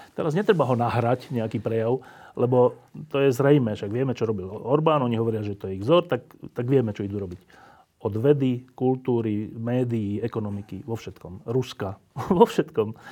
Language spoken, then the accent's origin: Slovak; Bratislava, Bratislava Region, Slovakia; Obidva žijeme v Bratislave, obidva sme od narodenia z Bratislavy.